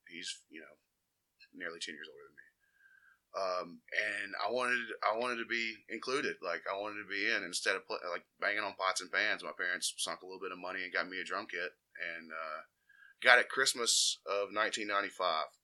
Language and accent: English; Jasper, Alabama, United States; I grew up on the outskirts of Jasper, in between Jasper and Cordova. Um, Cordova Cutoff Road, man. I'm out here repping uh, the midsection out there, right by Enterprise.